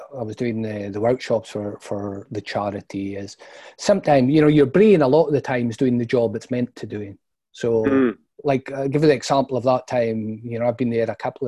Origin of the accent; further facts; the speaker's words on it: Brora, Scotland, United Kingdom; Brora in the Highlands